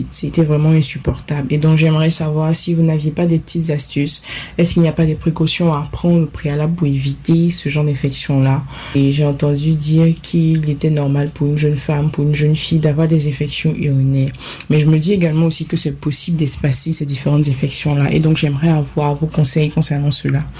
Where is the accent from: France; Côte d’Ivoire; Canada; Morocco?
Côte d’Ivoire; très grande fan de votre émission au passage. J'ai 23 ans et je suis originaire de la Côte d'Ivoire.